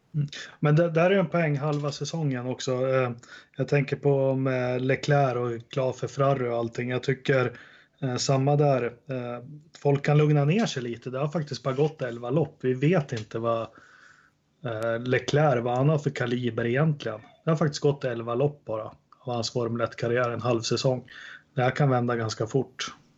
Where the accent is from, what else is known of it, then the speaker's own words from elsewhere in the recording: Sweden; jag som svensk